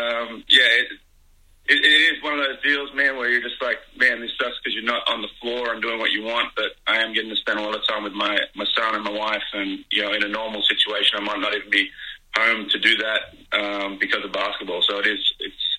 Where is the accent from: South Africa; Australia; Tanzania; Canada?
Australia; moved away as an adult; also born or lived in United States / Philadelphia; now in New Zealand; I am an Aussie. I've been in the US for about 15 years too.